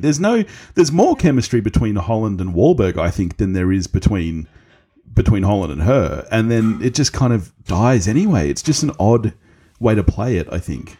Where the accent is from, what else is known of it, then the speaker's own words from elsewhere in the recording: Australia; I'm Australian.